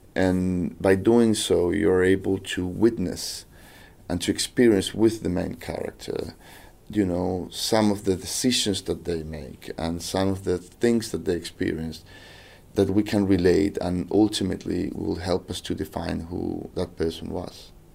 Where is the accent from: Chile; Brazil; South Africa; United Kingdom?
Chile; I'm from South America, from Chile